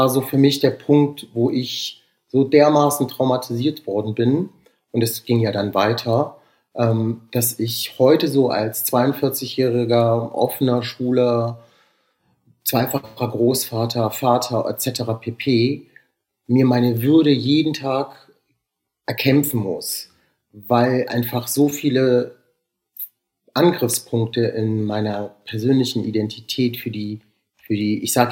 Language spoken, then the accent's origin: German; Rüsselsheim, Hesse, Germany; born there; also born or lived in Southern Europe; Bei mir ist das äh, ja so eine quere, so eine quere Reise durch ganz Europa, würde ich sagen. Also zumindest Südeuropa. Also es war so, ähm, ich bin 1978 in Rüsselsheim geboren.